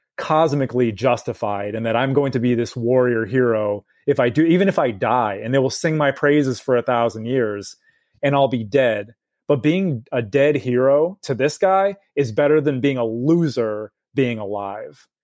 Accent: United States; as an American

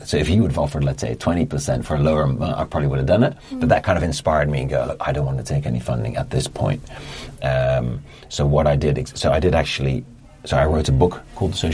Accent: Netherlands; moved away as an adult; now in London, United Kingdom; I'm from Holland originally

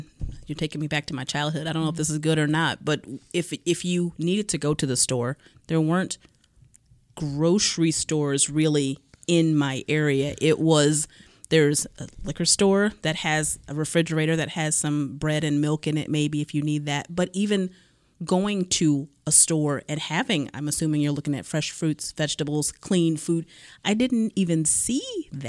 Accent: Cleveland, Ohio, United States; So growing up, I'm from Cleveland, inner city Cleveland.

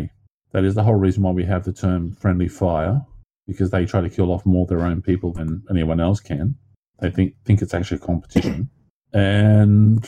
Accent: Australia

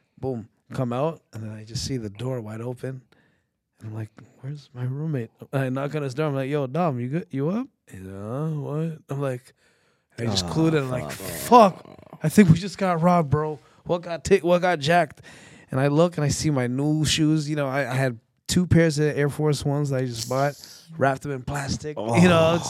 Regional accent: Toronto, Ontario, Canada; I'm from Scarborough

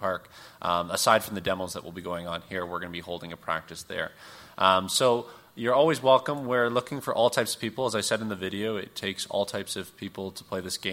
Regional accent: Ontario, Canada; moved away as an adult; now in Edmonton, Canada; I'm actually from Ontario originally. So I actually played with U Ottawa and Queen's University before I came to Edmonton

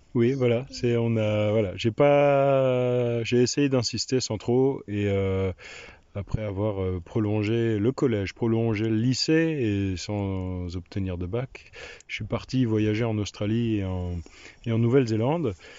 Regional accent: Reichshofen, Grand Est, France; moved away; Du nord de Strasbourg, à Reichshofen

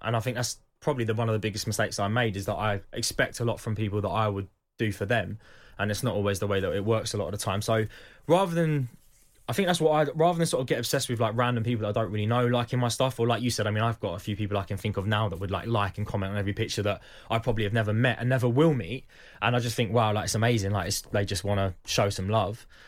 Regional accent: Croydon, London, United Kingdom; I was born in Croydon, I come from a working class family

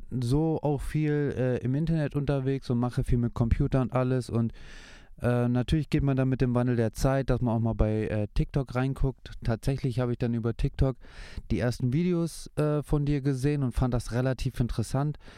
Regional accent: Hanover, Lower Saxony, Germany; Und äh, ja, ich bin äh, geboren und aufgewachsen in Hannover.

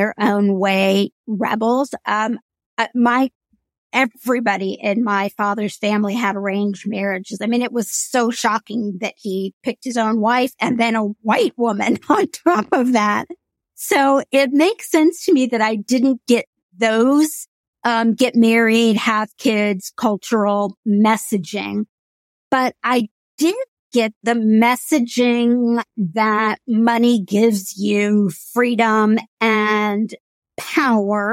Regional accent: Indiana, United States; There's not a huge Indian community in the state of Indiana, but we would all congregate in Indianapolis, a lot of us, at Diwali and celebrate

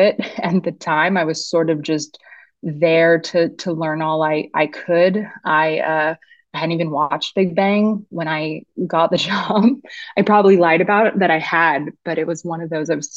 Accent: San Dimas, California, United States; also born or lived in East Los Angeles; And I grew up in San Dimas

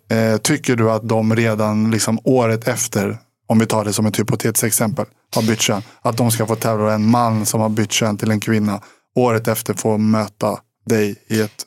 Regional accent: Sweden; som svensk

